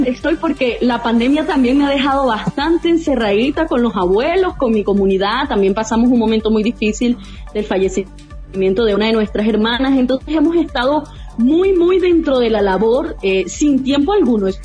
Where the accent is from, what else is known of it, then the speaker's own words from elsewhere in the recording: Venezuela; now in Brazil; Extraño ese sentir de familia, que tú estás en Trujillo, otro en Caracas, y gritar, oye, somos venezolanos.